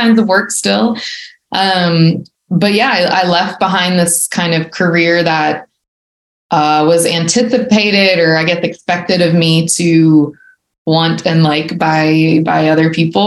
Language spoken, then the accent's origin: English; Baton Rouge, Louisiana, United States; moved away as an adult; now in Alabama, United States; I was born and raised in Baton Rouge and stayed there till I was 25, 26.